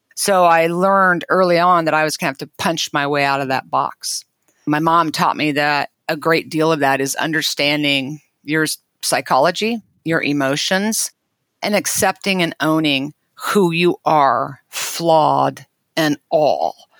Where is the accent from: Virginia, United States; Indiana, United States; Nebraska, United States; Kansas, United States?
Kansas, United States; I was born and raised in Kansas